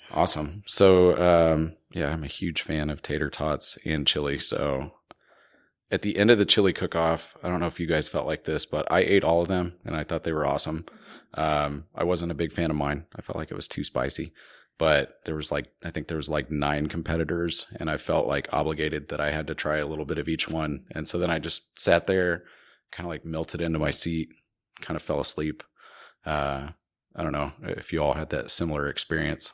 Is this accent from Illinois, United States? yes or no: no; Wichita, Kansas, United States; moved away; I am from Wichita. I lived there for a long time.